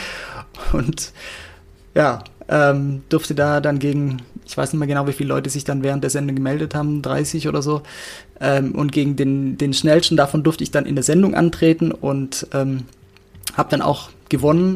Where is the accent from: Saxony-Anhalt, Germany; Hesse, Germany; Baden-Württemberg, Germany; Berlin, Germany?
Baden-Württemberg, Germany; near Stuttgart; moved away; ich komme aus der Nähe von Stuttgart ursprünglich